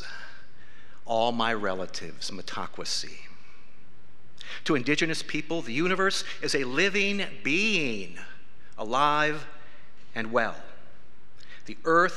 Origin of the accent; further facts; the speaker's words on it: South Dakota, United States; I was born and raised in South Dakota.